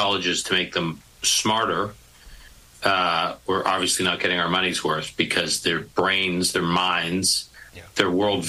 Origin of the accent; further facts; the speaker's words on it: United States; I say this, Rob, as an American. I say this as a Jew. I say this as a son of a Holocaust survivor.